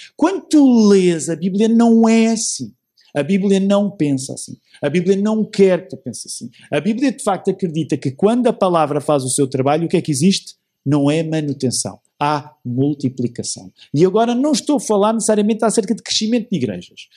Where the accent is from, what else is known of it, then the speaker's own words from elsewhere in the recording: Portugal; nossa experiência em Portugal